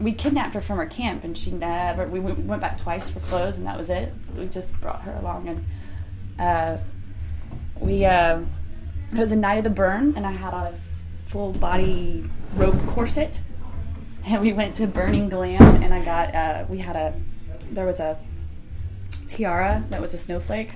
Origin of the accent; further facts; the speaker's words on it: Austin, Texas, United States; moved away; also born or lived in Atlanta; When I moved back to Austin 2 years ago, because I'm from Austin originally